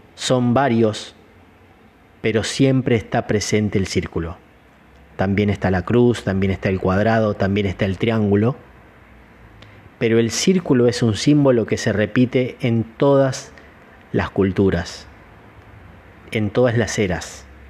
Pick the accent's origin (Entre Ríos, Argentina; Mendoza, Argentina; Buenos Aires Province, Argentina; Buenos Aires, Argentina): Entre Ríos, Argentina; Gualeguaychú; also born or lived in Chicago; now in Córdoba, Argentina; Soy nacido en Gualeguaychú, provincia de Entre Ríos, en Argentina